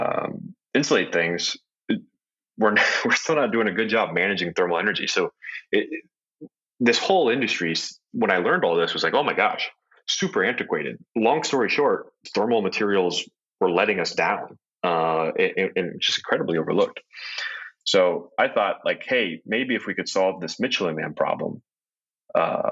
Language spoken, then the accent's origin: English; Ohio, United States; I grew up in Ohio